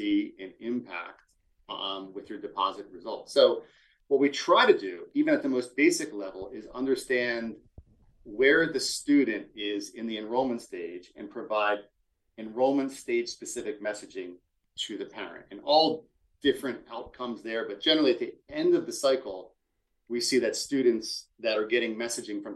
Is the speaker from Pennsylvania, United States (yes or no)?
yes; Philadelphia, Pennsylvania, United States; I'm from Philadelphia.